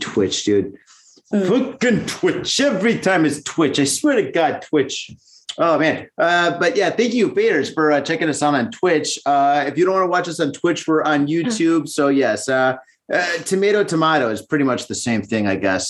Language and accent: English; United States; now in Japan; being American living in Japan